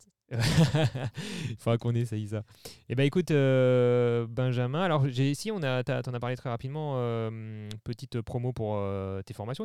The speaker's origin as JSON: {"language": "French", "area": "Mulhouse area, Alsace", "region": "Grand Est", "country": "France", "tie": "born or raised there", "said": "moi je suis originaire de la région de Mulhouse, en Alsace"}